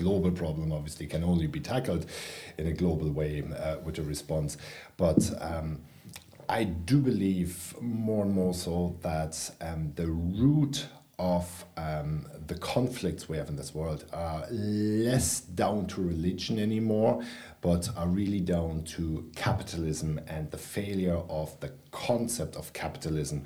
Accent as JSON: {"language": "English", "region": "Berlin", "country": "Germany", "tie": "born or raised there", "moved": "as an adult", "lives_now": "Ireland", "said": "I grew up in West Berlin in the 1970s and 80s."}